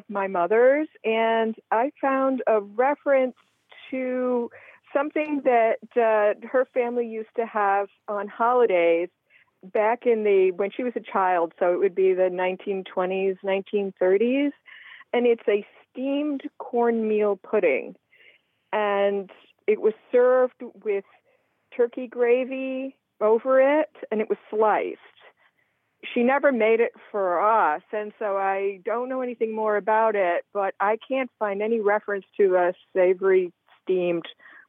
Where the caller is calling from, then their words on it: Oak Bluffs, Massachusetts, United States; Oak Bluffs, Massachusetts.